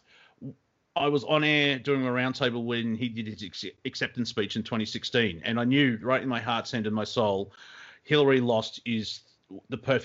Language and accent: English; Australia; as an Australian